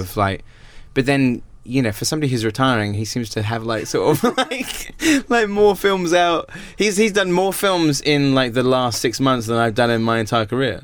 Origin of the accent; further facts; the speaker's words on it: Wells, South West England, United Kingdom; obviously it's my hometown